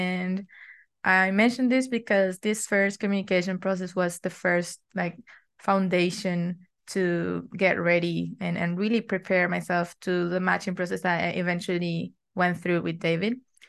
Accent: Argentina; I'm from Argentina. I'm 25 years old and I'm still in college

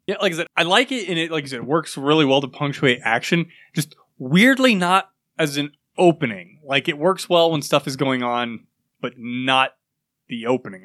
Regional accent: United States; I'm American

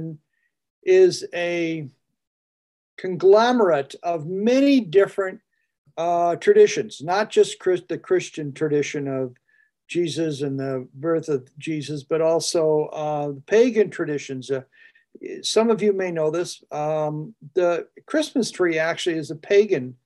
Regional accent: Adirondacks, New York, United States; moved away; I come from the Adirondacks

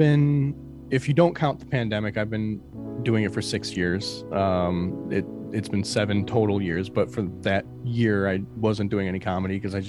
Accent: Detroit, Michigan, United States; And we feel a lot of times that we get overlooked because we're from Detroit.

